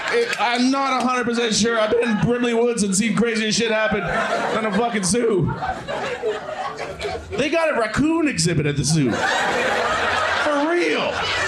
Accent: Toronto, Ontario, Canada; I'm from Scarborough.

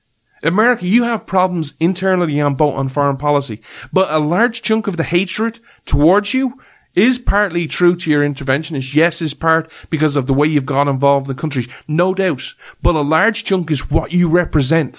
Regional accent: Ireland; as an Irishman

